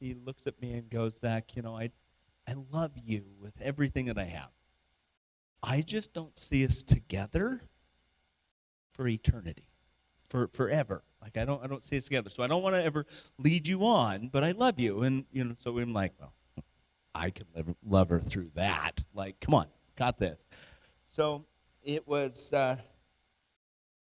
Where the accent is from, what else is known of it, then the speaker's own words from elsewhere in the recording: Wyoming, United States; I'm from Wyoming